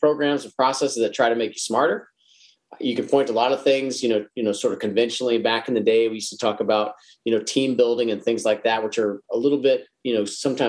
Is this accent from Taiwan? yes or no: no; Dallas, Texas, United States; I'm from Dallas